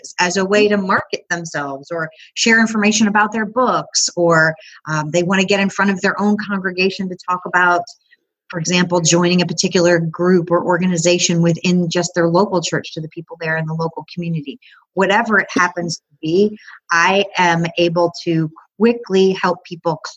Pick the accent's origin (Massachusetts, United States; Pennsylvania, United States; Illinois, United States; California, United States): Illinois, United States; Chicago; now in Knoxville, United States; I grew up in the Chicago area, but now I live in Knoxville, Tennessee